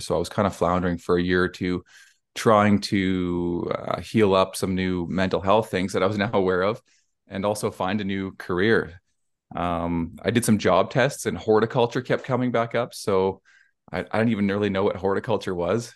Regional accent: Cochrane, Alberta, Canada; I'm from Cochrane, Alberta in Canada, so it's near Calgary or Banff if anyone's been up here.

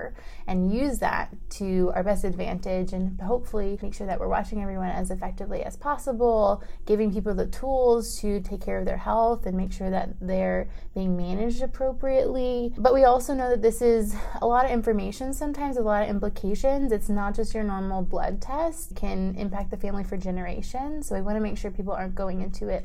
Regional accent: Maryland, United States; moved away as an adult; also born or lived in Pittsburgh, Pennsylvania; now in Dallas, United States; I am originally from Maryland and have been in Dallas for almost 4 years now

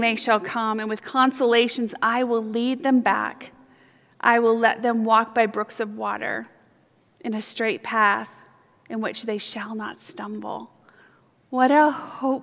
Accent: Fort Lauderdale, Florida, United States; I grew up in Fort Lauderdale, Florida

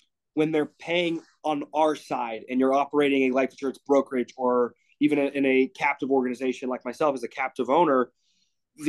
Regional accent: Greensburg, Pennsylvania, United States; now in near Chicago, United States; I grew up in Greensburg. It's like a small hick town, 45 minutes, an hour outside of Pittsburgh

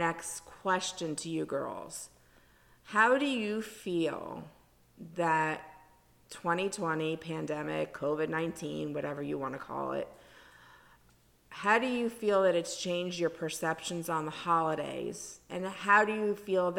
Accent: South Florida, United States; When I was growing up in South Florida, there was even less things for Hanukkah.

